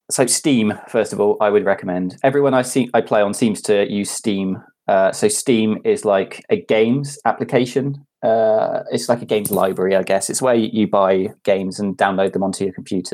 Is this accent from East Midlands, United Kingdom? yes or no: no; Cardiff, Wales, United Kingdom; I'm from Cardiff